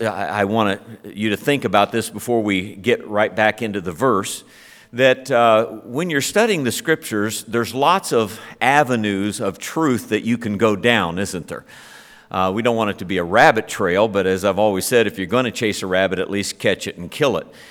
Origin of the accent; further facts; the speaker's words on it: Ohio, United States; I'm a Buckeye